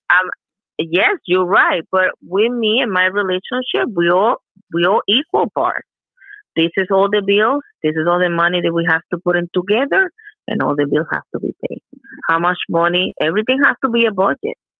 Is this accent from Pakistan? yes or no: no; Puerto Rico; English is a second language; Puerto Rican we're a mix of three.